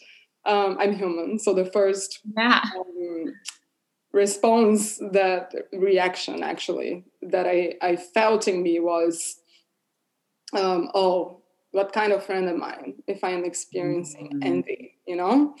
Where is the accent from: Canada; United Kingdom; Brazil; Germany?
Brazil; moved away; I'm from Brazil